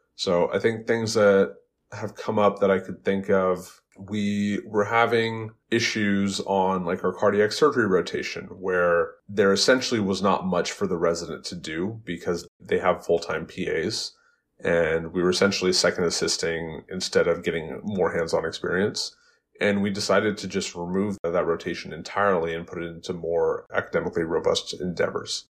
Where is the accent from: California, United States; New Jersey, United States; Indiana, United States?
California, United States; West Coast, Bay Area, Los Angeles; moved away as an adult; also born or lived in Phoenix, Arizona; now in Worcester, United States; I grew up on the West Coast. I grew up in big cities like the Bay Area, Los Angeles.